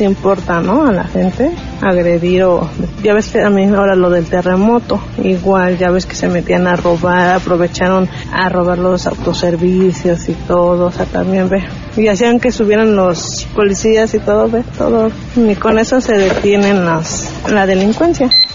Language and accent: Spanish; Mexico; somos todos los mexicanos